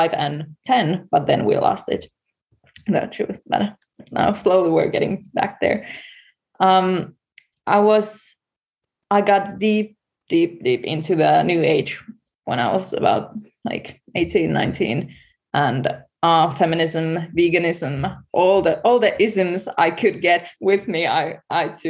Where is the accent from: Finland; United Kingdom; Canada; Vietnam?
Finland; I'm from Finland, and in Finland we're not Catholics, we're Lutheran